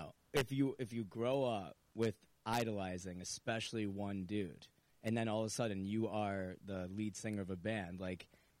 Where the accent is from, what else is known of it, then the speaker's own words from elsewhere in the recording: New Hartford, New York, United States; we're preppy kids from New Hartford